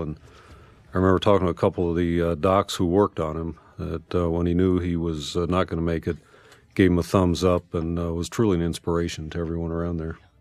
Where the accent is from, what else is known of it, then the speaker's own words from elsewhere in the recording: United States; growing up in America